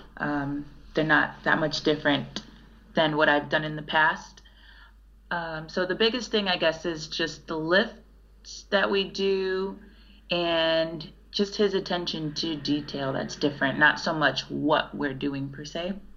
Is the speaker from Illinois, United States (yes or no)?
yes; Chicago, Illinois, United States; I was from Chicago